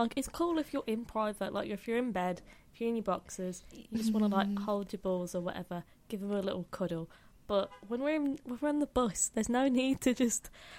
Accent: United Kingdom; I'm just British.

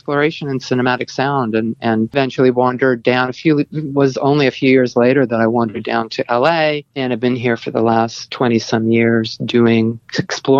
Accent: Canada; moved away; also born or lived in Nova Scotia / Toronto; I'm Canadian

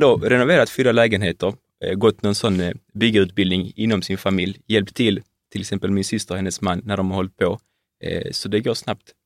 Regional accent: Malmö, Skåne, Sweden; född och uppvuxen

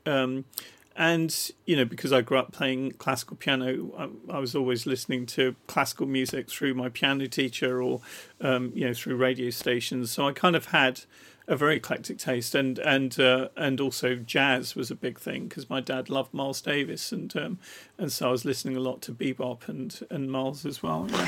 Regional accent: Rochester, South East England, United Kingdom; I grew up in Rochester in Kent, and and the the actual place I lived in was Borstal

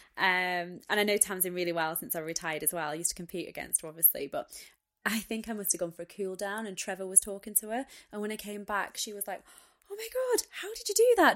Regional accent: United Kingdom; being British, being female

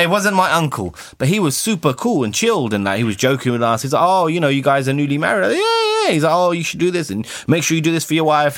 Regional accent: United Kingdom; I'm British

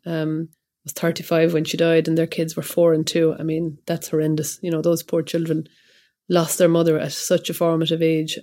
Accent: Kilkenny, Leinster, Ireland; I'm from Kilkenny

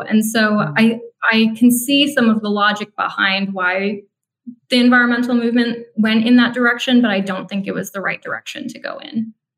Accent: Minnesota, United States; I grew up in Minnesota

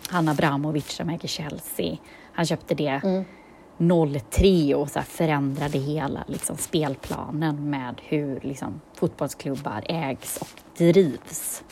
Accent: Gothenburg, Västra Götaland, Sweden; vi är från Göteborg båda två

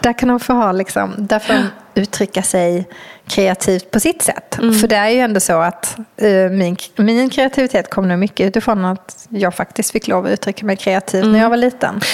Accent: Skåne, Sweden; jag kommer ju från Skåne och har varit mycket på stranden som liten med mina mm. föräldrar och mina morföräldrar

